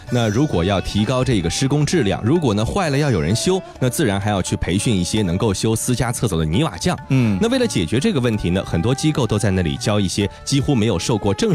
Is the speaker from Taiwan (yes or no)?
no; China; 咱们中国人